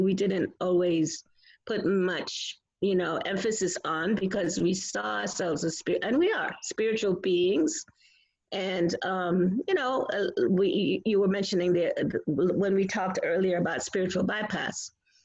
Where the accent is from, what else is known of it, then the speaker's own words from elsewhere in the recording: New York, United States; I'm from New York